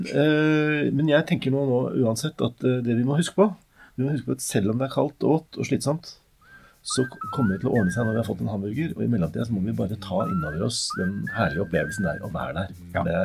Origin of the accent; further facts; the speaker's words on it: Sarpsborg, Østfold, Norway; Jeg er fra Serp, ikke sant?